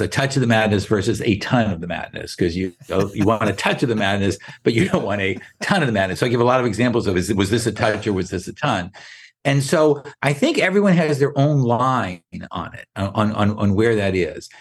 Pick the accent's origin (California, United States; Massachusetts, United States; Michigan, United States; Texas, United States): Massachusetts, United States; Boston; moved away; We grew up in Boston